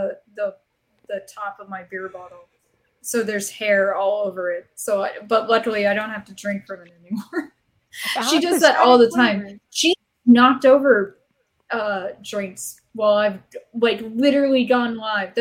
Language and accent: English; Arizona, United States; I grew up in Arizona